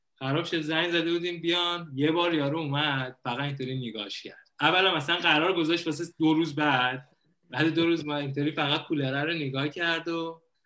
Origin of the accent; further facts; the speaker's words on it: Iran; moved away as an adult; now in Thailand; به عنوان یه ایرانی میای خارج از کشور